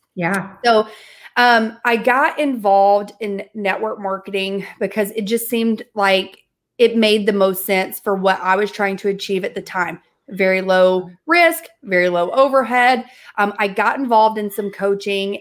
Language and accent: English; the South, United States; I'm from the South.